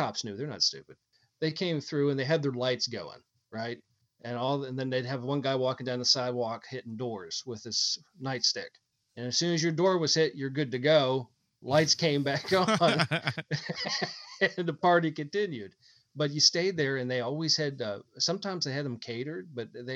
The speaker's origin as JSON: {"language": "English", "region": "Pennsylvania", "country": "United States", "tie": "born or raised there", "said": "when I grew up in Pennsylvania"}